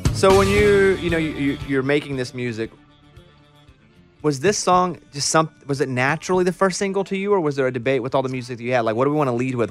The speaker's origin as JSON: {"language": "English", "region": "Arkansas", "country": "United States", "tie": "born or raised there", "said": "I grew up in Arkansas, in a r, very rural town in Arkansas."}